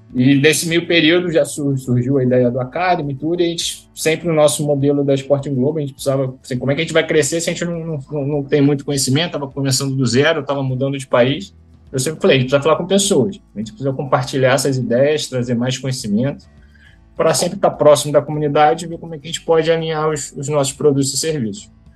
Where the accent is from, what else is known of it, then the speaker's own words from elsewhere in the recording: Rio de Janeiro, Brazil; sou do Rio de Janeiro, uh, fui atleta de remo do, do Flamengo e do Botafogo